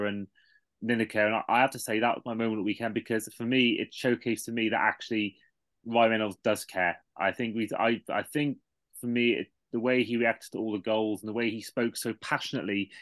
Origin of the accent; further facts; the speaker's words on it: Cardiff, Wales, United Kingdom; I was born in Cardiff and live an hour away